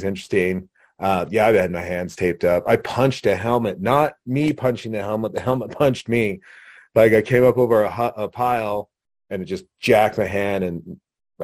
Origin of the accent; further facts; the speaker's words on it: Laramie, Wyoming, United States; I was from Laramie